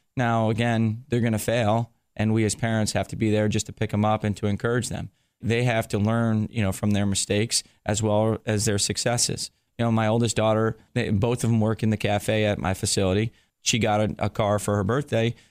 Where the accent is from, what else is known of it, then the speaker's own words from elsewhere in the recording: New Jersey, United States; I grew up in New Jersey